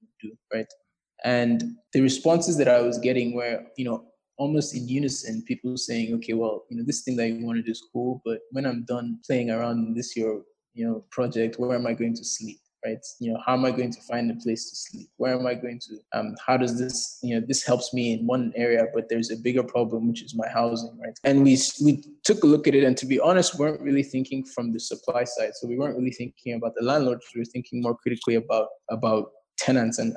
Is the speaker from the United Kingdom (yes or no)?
no; Nigeria; moved away as an adult; I grew up in Nigeria from when I was born to when I was 17, went for school and then came back